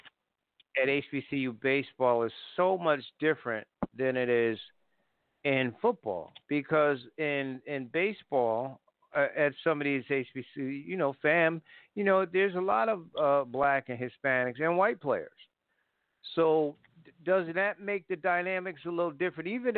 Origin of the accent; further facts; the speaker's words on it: Connecticut, United States; moved away; I grew up in Connecticut, so I knew hockey too